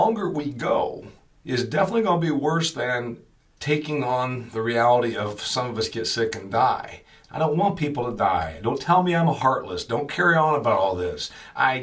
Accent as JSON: {"language": "English", "town": "Huntington", "region": "Indiana", "country": "United States", "tie": "born or raised there", "said": "my hometown of Huntington, Indiana"}